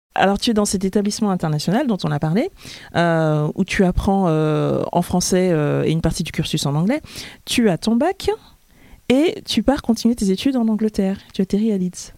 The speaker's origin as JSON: {"language": "French", "country": "France", "tie": "born or raised there", "said": "je suis née en France, mais je suis devenue française bien plus tard"}